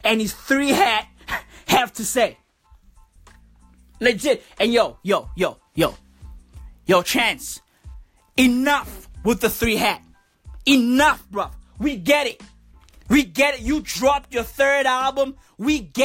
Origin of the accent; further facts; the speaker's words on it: South Africa; I'm reporting live from South Africa right now. This is where I was born. This is where I live